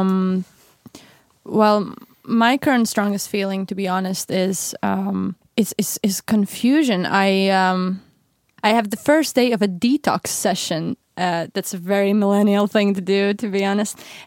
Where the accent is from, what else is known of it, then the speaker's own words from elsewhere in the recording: Latvia; moved away as an adult; now in Stockholm, Sweden; I'm originally from Latvia, um, which is one of the Baltic states, and I moved to Sweden, um, about four years ago.